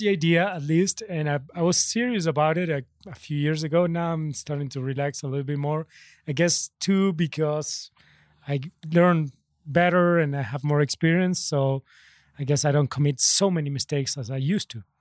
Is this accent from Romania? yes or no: no; Argentina; I'm from Argentina